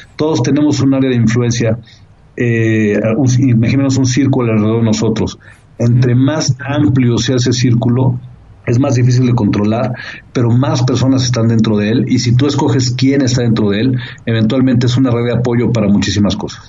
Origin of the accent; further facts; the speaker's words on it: Mexico; tengo un orgullo fuerte de ser mexicano